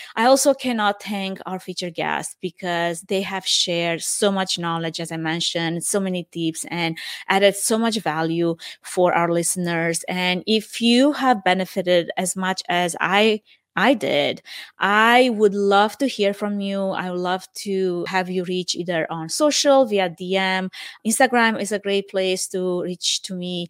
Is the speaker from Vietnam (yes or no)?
no; Romania; English is a second language; moved away as an adult; now in United States; I am originally from Romania.